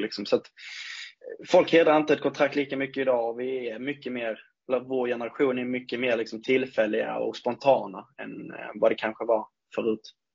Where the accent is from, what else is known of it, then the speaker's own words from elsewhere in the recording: Ängelholm, Skåne, Sweden; moved away as an adult; also born or lived in Munka-Ljungby; now in Örnsköldsvik, Sweden; uppväxten skedde väl i Ängelholm från och med två, tre års ålder egentligen. Fram tills, ja, jag flyttade hit då eh, när jag var 21